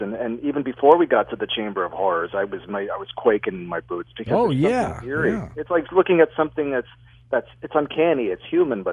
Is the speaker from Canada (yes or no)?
yes; Toronto, Ontario, Canada; my hometown of Toronto